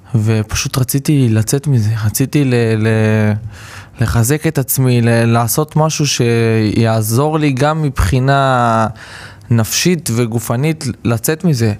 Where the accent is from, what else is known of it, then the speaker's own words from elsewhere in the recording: Rishon LeZion, Central District, Israel; אני גדלתי בראשון לציון ברמת אליהו